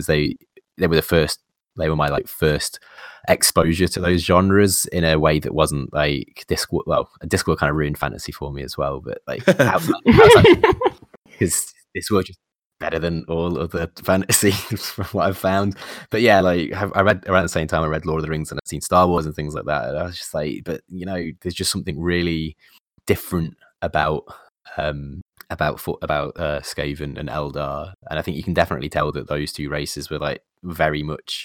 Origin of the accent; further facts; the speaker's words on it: Nottingham, East Midlands, United Kingdom; I'm from the Midlands. I'm from Nottingham